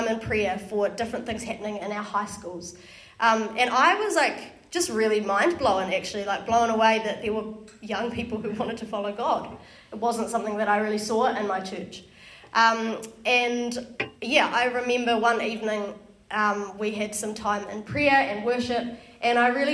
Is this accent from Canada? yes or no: no; Wellington, New Zealand; born and raised in Wellington, grown up in church. My church that I went to was in Johnsonville